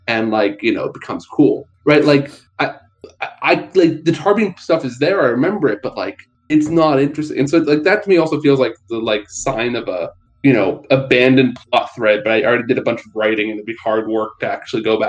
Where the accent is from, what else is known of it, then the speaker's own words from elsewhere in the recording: United States; an American with no national health insurance